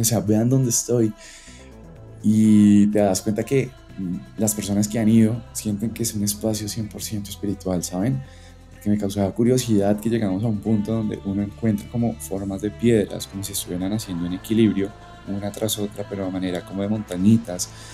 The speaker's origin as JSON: {"language": "Spanish", "country": "Colombia", "also_born_or_lived": "Bogotá", "said": "los paisajes que tenemos como colombianos"}